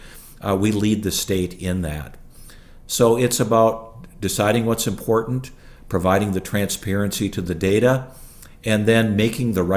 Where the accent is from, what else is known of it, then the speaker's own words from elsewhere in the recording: International Falls, Minnesota, United States; also born or lived in Illinois / Bethesda, Maryland; I grew up in International Falls, Minnesota